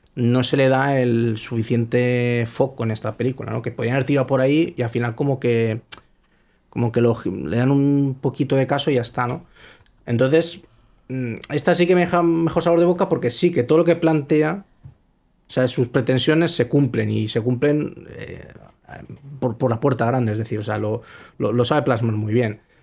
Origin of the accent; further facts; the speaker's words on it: Spain; soy español